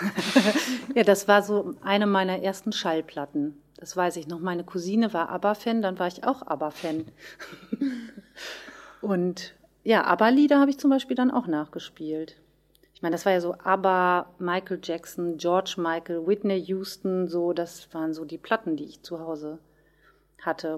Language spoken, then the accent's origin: German; Löhne, North Rhine-Westphalia, Germany; Musikschule in Löhne wo ich herkomme